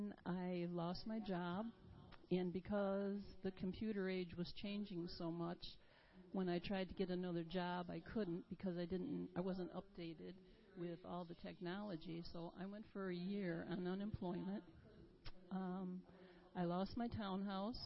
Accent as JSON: {"language": "English", "town": "Rochester", "region": "New York", "country": "United States", "tie": "born or raised there", "also_born_or_lived": "Malone, New York", "said": "I grew up in Rochester"}